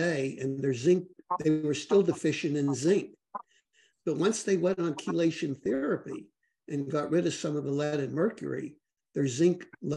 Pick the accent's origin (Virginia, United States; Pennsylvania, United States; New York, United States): Pennsylvania, United States; Pittsburgh; I grew up in Pittsburgh, Pennsylvania